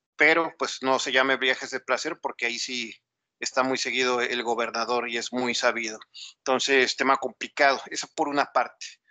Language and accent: Spanish; Mexico; como sociedad mexicana